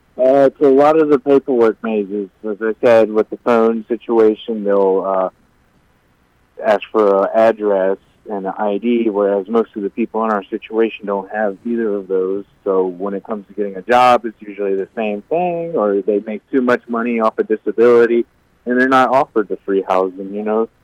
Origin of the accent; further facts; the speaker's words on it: Virginia, United States; moved away as an adult; now in Watertown, United States; I'm actually from Virginia